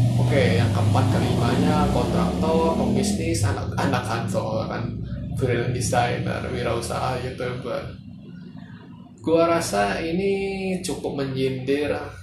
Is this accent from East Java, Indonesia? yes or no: no; Jakarta, Indonesia; kita sebagai warga Jakarta